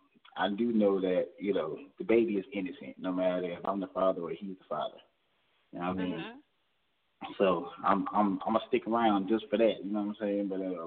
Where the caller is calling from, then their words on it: Georgia, United States; calling from Georgia.